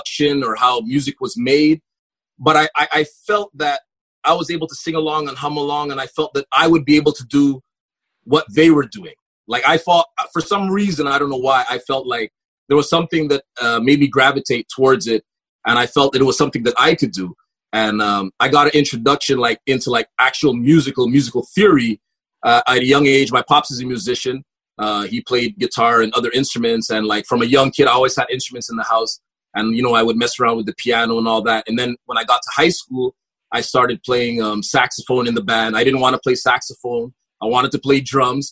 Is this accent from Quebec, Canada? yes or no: yes; Montreal, Quebec, Canada; I grew up in Park Extension, I would say the mid-80s through the 90s